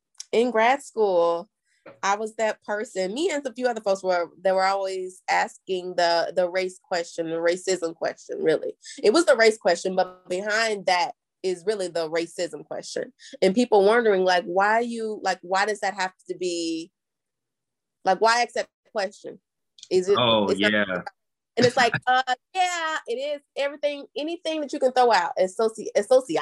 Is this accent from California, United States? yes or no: no; Jackson, Mississippi, United States; moved away as an adult; also born or lived in Nashville, Tennessee; my hometown, in Jackson, Mississippi